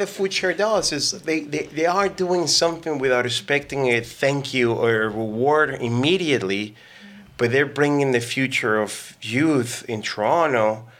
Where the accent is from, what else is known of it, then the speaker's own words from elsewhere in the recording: Mexico; now in Canada; So I'm an immigrant. I came from Mexico about 17, 18 years ago.